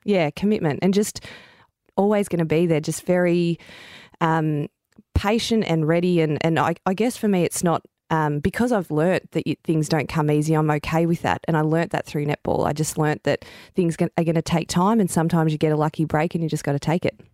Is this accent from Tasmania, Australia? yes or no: no; Victoria, Australia; moved away as an adult; also born or lived in Queensland / Sydney; until I really moved out of Victoria and played for Firebirds and, and Sydney, I got on the court a lot. But when I was playing in my home state at the Vixen's